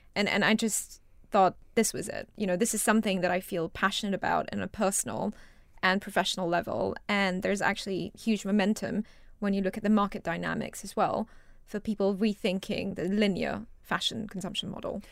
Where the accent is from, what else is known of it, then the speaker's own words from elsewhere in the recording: Singapore; moved away as an adult; also born or lived in Rajasthan, India / United States; now in United Kingdom; I moved to Singapore with my family when I was two and a half years old. and I grew up in Singapore and stayed there, I guess, until university.